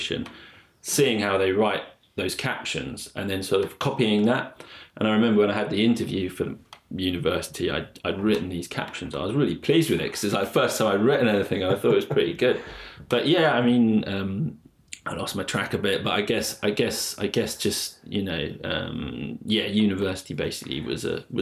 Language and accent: English; London, United Kingdom; moved away; also born or lived in Blackpool; I grew up in London